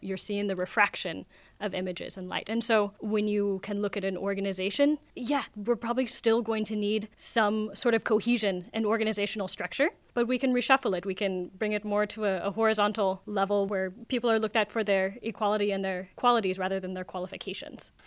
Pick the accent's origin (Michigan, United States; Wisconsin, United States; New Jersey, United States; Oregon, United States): Oregon, United States; now in Vienna, Austria; I'm from Oregon in the U S.